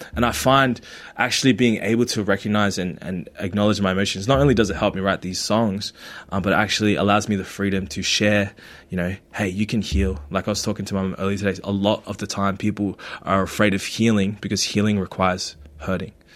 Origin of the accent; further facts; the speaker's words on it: Australia; first language Tagalog; English is a second language; also born or lived in Philippines; I grew up here in Australia, but I was born in the Philippines and I came here in 2002